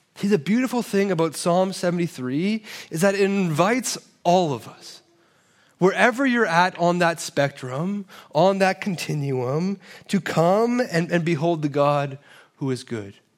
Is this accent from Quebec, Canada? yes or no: no; Toronto, Ontario, Canada; I'm from Toronto, and so we call it a cottage, uh, there, but apparently it's a cabin here